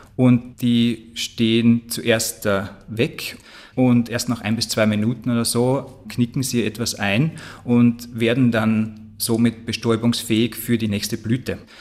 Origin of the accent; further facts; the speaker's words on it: Austria; aber auch bei uns in Österreich